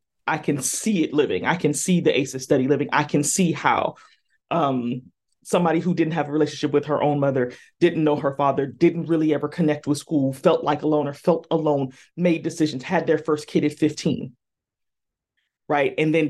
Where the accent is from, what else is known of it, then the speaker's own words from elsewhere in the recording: California, United States; again, I'm from Southern California and it was hot.